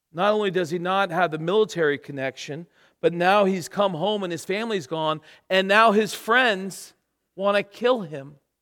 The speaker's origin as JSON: {"language": "English", "region": "Florida", "country": "United States", "moved": "as an adult", "lives_now": "England", "said": "We're from Florida"}